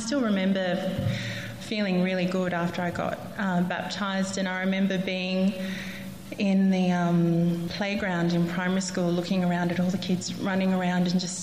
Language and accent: English; Central Coast, New South Wales, Australia; now in Canberra, Australia; I grew up on the Central Coast.